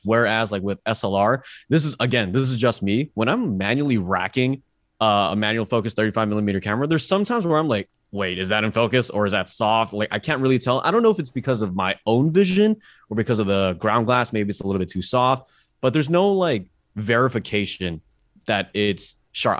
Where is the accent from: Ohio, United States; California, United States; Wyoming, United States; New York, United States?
California, United States; Bay Area; I'm from the Bay Area